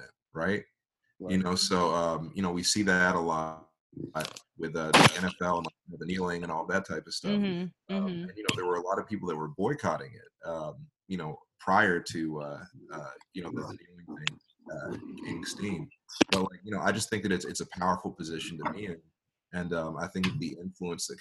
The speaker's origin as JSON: {"language": "English", "town": "Louisville", "region": "Kentucky", "country": "United States", "tie": "born or raised there", "said": "I grew up in Louisville"}